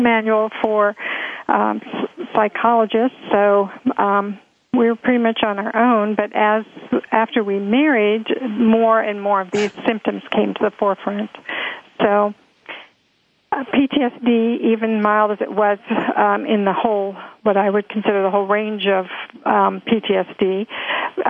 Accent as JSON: {"language": "English", "town": "Alexandria", "region": "Virginia", "country": "United States", "tie": "born or raised there", "also_born_or_lived": "Washington, D.C. / San Francisco, California", "moved": "as an adult", "said": "I grew up in Alexandria, Virginia"}